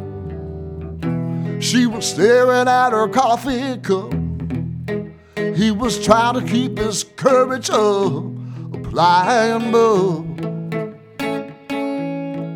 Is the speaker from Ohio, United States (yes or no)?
yes; Hamilton, Ohio, United States; now in Detroit, United States; I grew up in Hamilton, Ohio, which is between Cincinnati and Dayton.